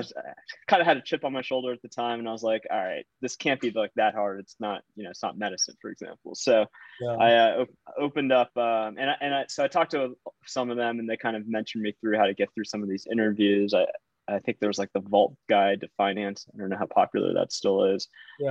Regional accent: Virginia, United States; I grew up in Virginia, went to UVA

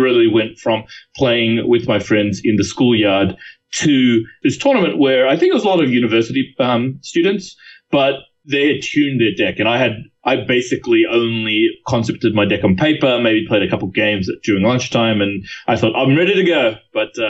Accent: Sydney, New South Wales, Australia; moved away as an adult; also born or lived in San Francisco Bay Area, United States; now in San Francisco, United States; I grew up in Sydney, Australia

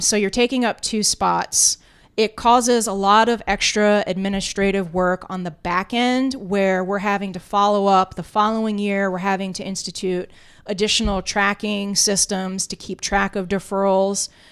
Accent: South Florida, United States; I grew up in South Florida, spent a lot of time down in, in Key West

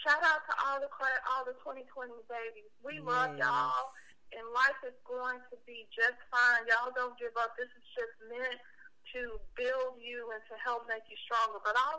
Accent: Memphis, Tennessee, United States; it's not because I'm from Memphis that I love Memphis, but it's because I am Memphis. I am a Memphian.

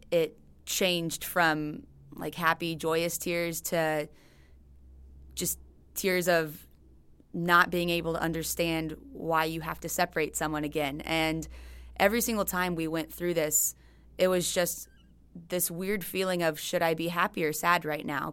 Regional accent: United States; being an American

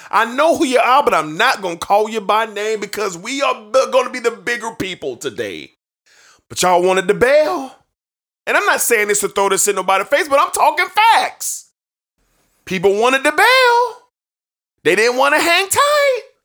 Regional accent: Jacksonville, Florida, United States; my hometown stadium reading on, rooting on my hometown team

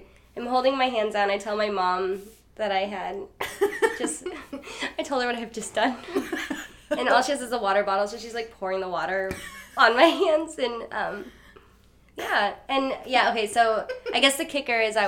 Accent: North Platte, Nebraska, United States; I'm from Nebraska, and from Western Nebraska in a place called North Platte

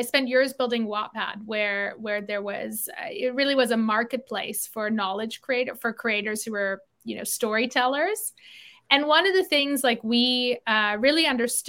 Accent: South Africa; now in Toronto, Canada; I grew up in South Africa. Moved to Canada in 92

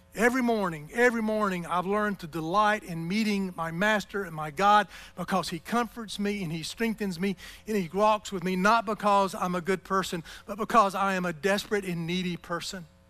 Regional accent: United States; as an American in this culture

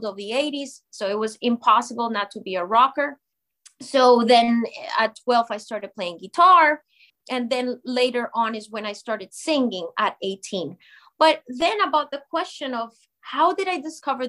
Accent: Colombia; moved away as an adult; now in United States; my home country of Colombia

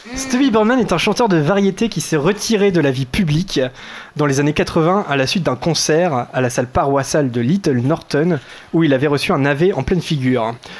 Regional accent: France; nous sommes français

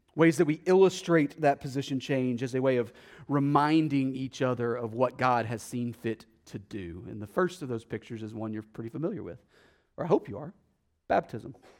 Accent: Texas, United States; accent: Texas; my Texas accent

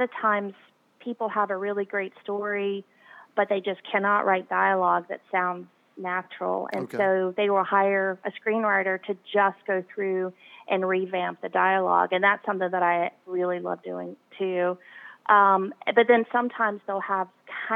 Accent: United States; also born or lived in New Zealand; I'm from America

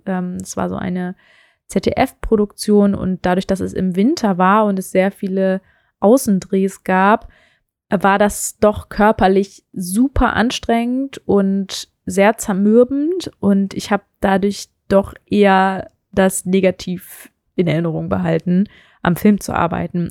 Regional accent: Meerbusch, North Rhine-Westphalia, Germany; moved away as an adult; also born or lived in Hannover / Stuttgart / Düsseldorf; now in Berlin, Germany; wir sind dann ins Rheinland gezogen, ähm, noch bevor ich eigentlich richtig in den Kindergarten gegangen bin und sind in die Nähe von Düsseldorf gezogen. Da gibt es eine wunderschöne Stadt, die Meerbusch heißt

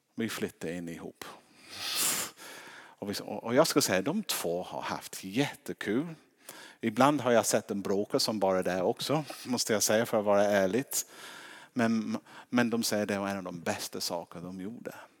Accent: England, United Kingdom; now in Sweden

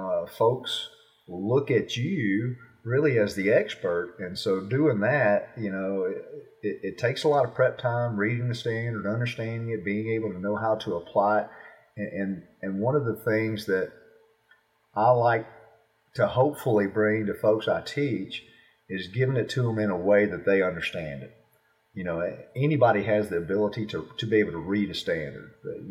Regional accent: the South, United States; you know, I'm from the South, so I like barbecue, and I cook barbecue

